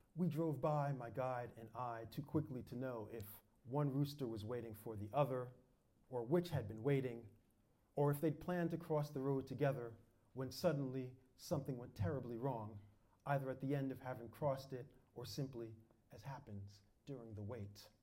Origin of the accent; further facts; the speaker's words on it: New York, United States; moved away; also born or lived in Europe; I was born and raised in New York